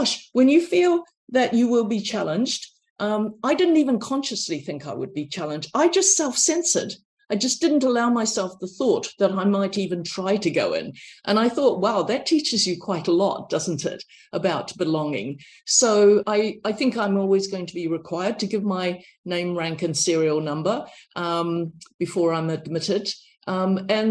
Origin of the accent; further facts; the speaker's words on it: New Zealand; accent: New Zealand; moved away; I said, I'm from New Zealand. You know, my accent is very New Zealand